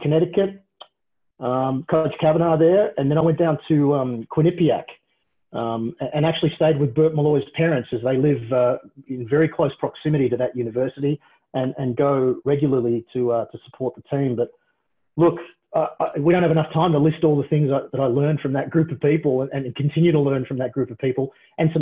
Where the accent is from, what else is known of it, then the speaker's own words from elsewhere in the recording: Australia; a Australian born and raised guy